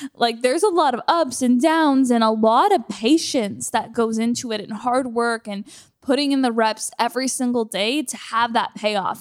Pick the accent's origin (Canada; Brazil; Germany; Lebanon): Canada; moved away as an adult; now in United States; being a Canadian moving here and not having anything